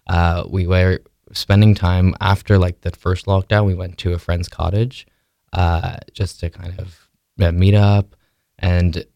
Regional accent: Quebec, Canada; I grew up in Quebec and I was homeschooled

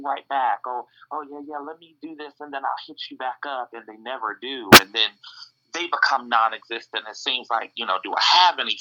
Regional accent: Harnett County, North Carolina, United States; also born or lived in DMV (D.C., Maryland, Virginia); I grew up most of my life in Harnett County, North Carolina

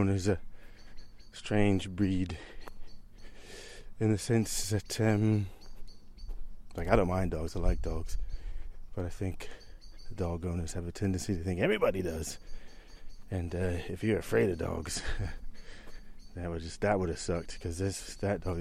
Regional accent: United States; moved away as an adult; now in Southam, United Kingdom; I'm an American transplant here in Southam. I've been living in Southam actually 16 years

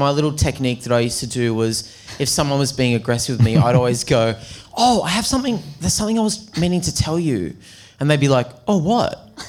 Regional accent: Newcastle, New South Wales, Australia; I grew up in Newcastle.

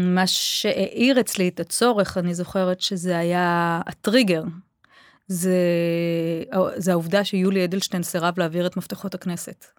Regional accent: Beersheba, Southern District, Israel; moved away as an adult; also born or lived in Kiryat Ono; now in Omer, Israel; כשהייתי ילדה, גדלתי בבאר שבע. מגיל שנה ועד... ועד. אחרי הצבא, אחרי התואר הראשון

